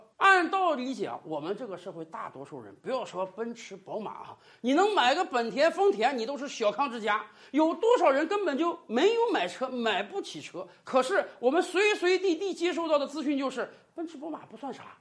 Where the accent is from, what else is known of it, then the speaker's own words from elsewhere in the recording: China; 我们中国人